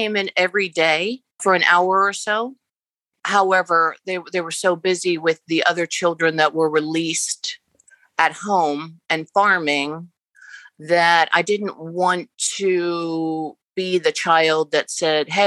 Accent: Lancaster, Pennsylvania, United States; born and raised Amish in Lancaster, Pennsylvania

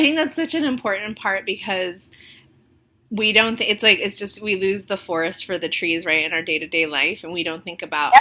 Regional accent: Indianapolis, Indiana, United States; moved away as an adult; now in Chicago, United States; I came from Indianapolis, which was not diverse at all

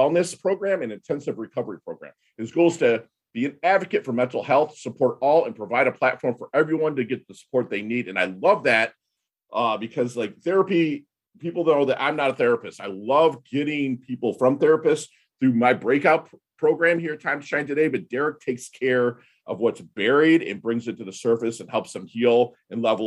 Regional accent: Plymouth, Michigan, United States; I grew up in Plymouth, Michigan

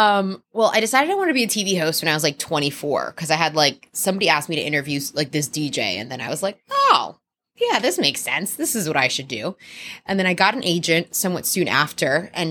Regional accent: Elizabeth, New Jersey, United States; moved away as an adult; also born or lived in Miami; now in Los Angeles, United States; I grew up in Elizabeth, New Jersey, which is not the suburbs.

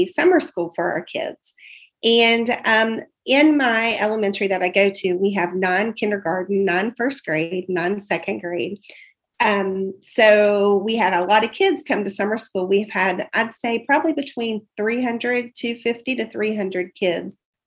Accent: West Virginia, United States; moved away as an adult; now in Mason County, Kentucky, United States; I was originally from West Virginia

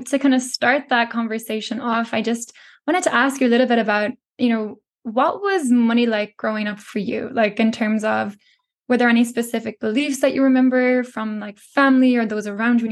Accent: Ireland; growing up in Ireland.

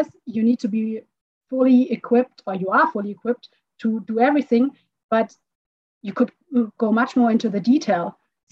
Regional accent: Frankfurt, Hesse, Germany; also born or lived in Stuttgart; now in Munich, Germany; I grew up in Frankfurt.

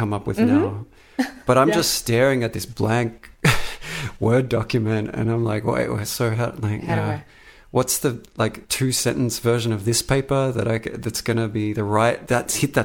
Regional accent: Australia; now in San Francisco, United States; Australia was my home country

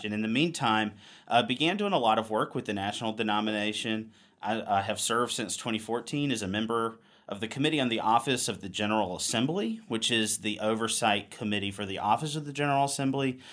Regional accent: Wilson, North Carolina, United States; moved away as an adult; now in Richmond, United States; I grew up in Eastern North Carolina

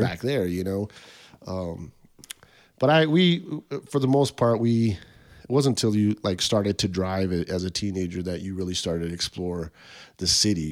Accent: Tucson, Arizona, United States; growing up on the West Side, all my friends went to Maxwell, which was like a West Side school, um, but because of the districts and boundaries, I got bussed to Mansfield

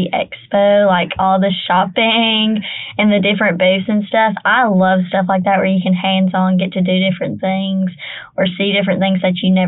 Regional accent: Fayette County, Northwest Alabama, United States; I'm from Fayette County, so, you know, middle of nowhere, lots of farmland.

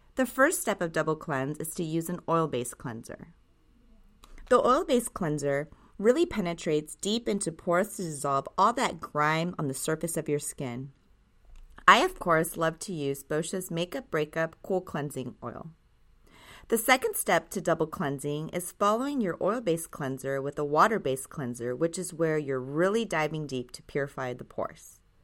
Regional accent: Japan; Growing up in Japan, I would always watch my grandmother and aunt take such care of their skin

